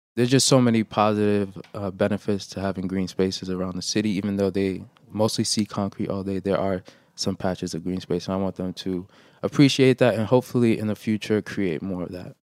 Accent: New York City, New York, United States; also born or lived in Haiti; I was born in Haiti, but I was raised in Brooklyn

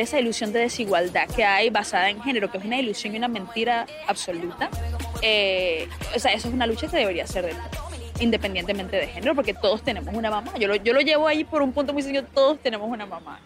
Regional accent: Barquisimeto, Lara, Venezuela; moved away; como decimos en mi tierra

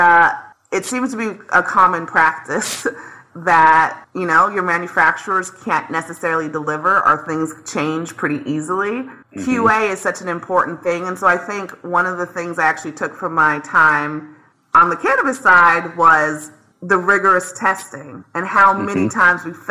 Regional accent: the South, United States; I am from the South

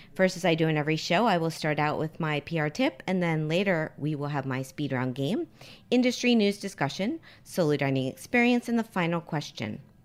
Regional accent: Miami, Florida, United States; moved away; we have a Miami connection

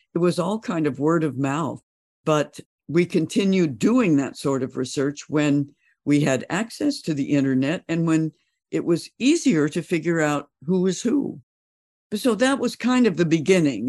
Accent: Bozeman, Montana, United States; moved away as an adult; the folks I grew up with in Bozeman

